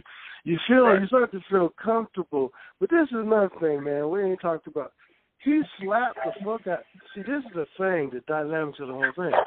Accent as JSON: {"language": "English", "region": "West Coast", "country": "United States", "tie": "born or raised there", "said": "in the hood growing up on the West Coast"}